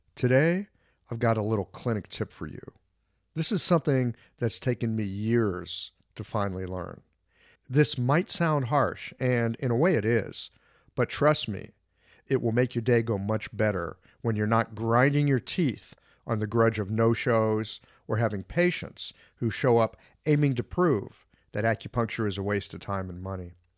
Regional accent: United States; I'm from the States

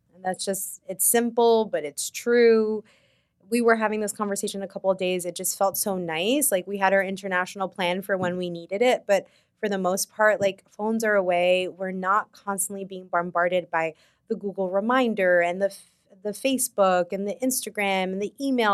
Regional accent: New York, United States; as a New Yorker

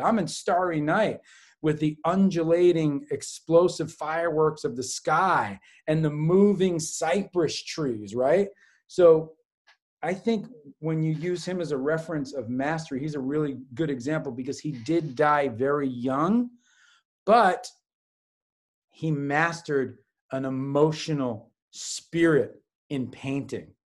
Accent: New York City, New York, United States; I was a latchkey kid growing up on the Upper West Side, what we like to call the Upper Best Side of New York City

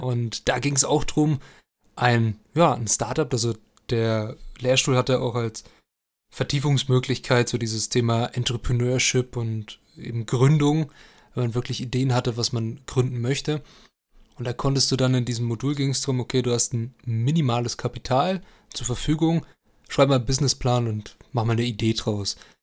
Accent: Germany; als Deutscher

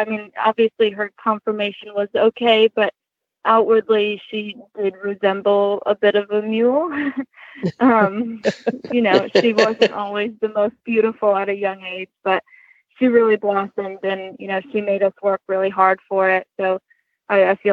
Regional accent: Olean, New York, United States; now in Kennett Square, United States; I grew up in Olean, New York

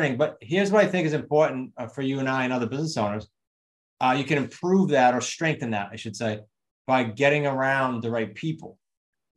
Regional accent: New England, United States; accent: New England; my New England accent

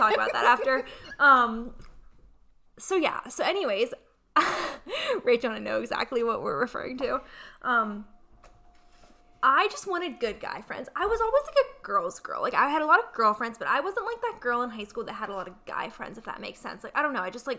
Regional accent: Punxsutawney, Pennsylvania, United States; I'm from Punxsutawney

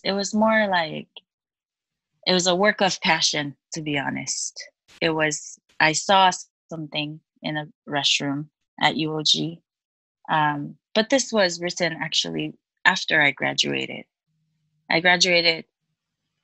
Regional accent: Chuuk, Micronesia; moved away as an adult; also born or lived in Guam; now in United States; I was born and raised in Chuuk, and I went to Guam in 2012.

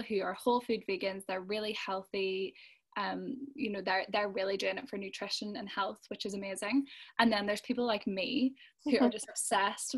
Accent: Belfast, Northern Ireland, United Kingdom; I'm from Belfast

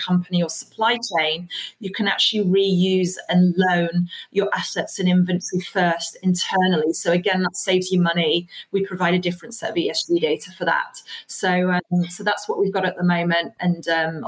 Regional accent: United Kingdom; also born or lived in Iraq; I was born in Iraq, you know, brought up a British

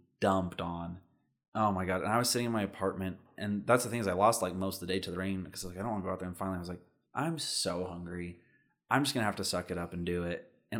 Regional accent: United States; I'm just American.

